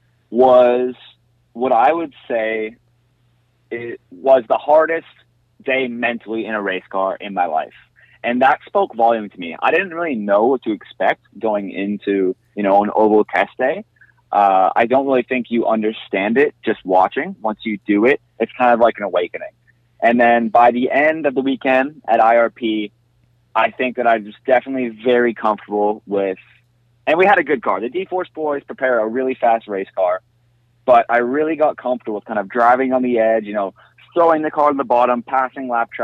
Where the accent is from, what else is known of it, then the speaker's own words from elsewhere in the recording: Canada; being Canadian